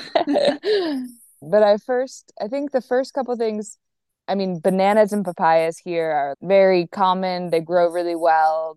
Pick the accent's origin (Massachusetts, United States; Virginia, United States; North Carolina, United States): Virginia, United States; moved away as an adult; now in Olon, Ecuador; I'm from Virginia